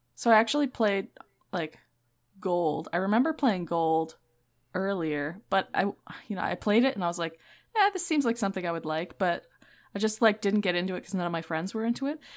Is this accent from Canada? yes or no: yes; Canada; I'm Canadian, and in Canada, we have, like, scholastic book fairs